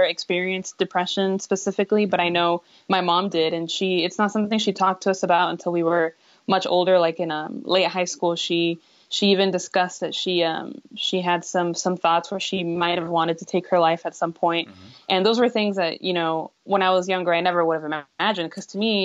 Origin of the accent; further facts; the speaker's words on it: San Antonio, Texas, United States; I'm in San Antonio